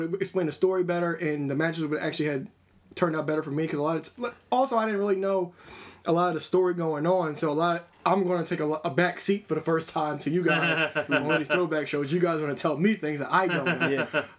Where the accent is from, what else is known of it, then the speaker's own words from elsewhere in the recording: New York, United States; I grew up in New York